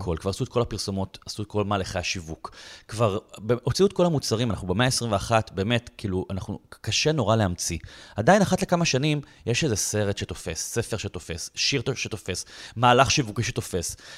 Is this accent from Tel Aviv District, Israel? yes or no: yes; Bat Yam, Tel Aviv District, Israel; now in Tel Aviv, Israel; נולדתי בבת ים, אני לא מתל אביב, אני לא, היום אני בתל אביב